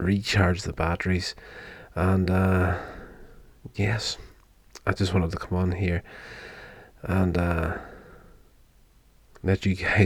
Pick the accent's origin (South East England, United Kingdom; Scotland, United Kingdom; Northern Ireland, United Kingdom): Northern Ireland, United Kingdom; I was born and brought up in Northern Ireland